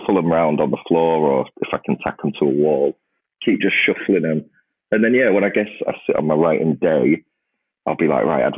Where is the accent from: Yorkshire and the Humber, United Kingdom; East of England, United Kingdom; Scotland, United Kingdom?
Yorkshire and the Humber, United Kingdom; Grimsby; a town like Grimsby. I mean, it's my hometown